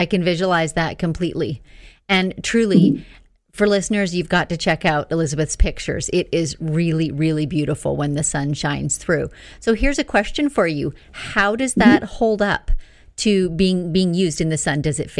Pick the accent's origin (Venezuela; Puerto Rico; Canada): Canada; Northern Canada; I grew up in Northern Canada too, and we had long winters with low lights in the winter.